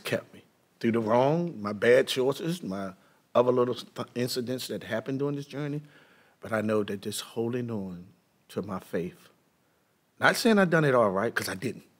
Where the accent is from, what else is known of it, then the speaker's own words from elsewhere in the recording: Baltimore, Maryland, United States; I was born in East Baltimore